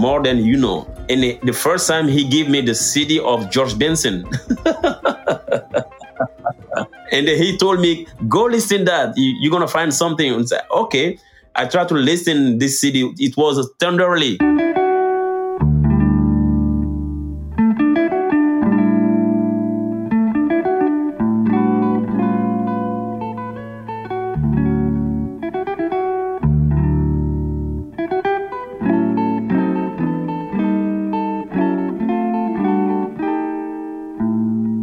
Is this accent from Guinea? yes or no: yes; Guinea; English is a second language; moved away as an adult; now in Paris, France